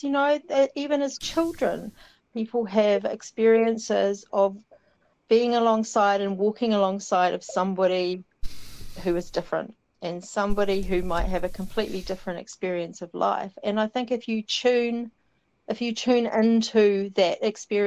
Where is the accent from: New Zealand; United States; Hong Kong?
New Zealand; South Island; moved away; growing up in the South Island